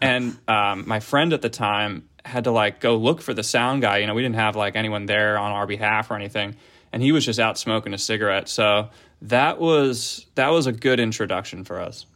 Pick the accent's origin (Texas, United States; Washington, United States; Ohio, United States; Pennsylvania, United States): Pennsylvania, United States; Philadelphia; moved away as an adult; now in Los Angeles, United States; I grew up in the Philadelphia area